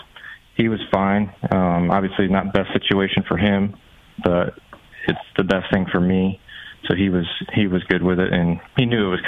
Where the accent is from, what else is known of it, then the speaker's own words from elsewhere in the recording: New York, United States; Upstate New York.